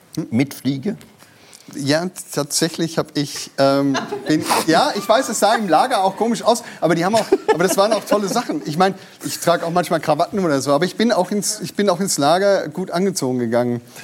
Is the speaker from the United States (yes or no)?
no; Bavaria, Germany; bei uns in Bayern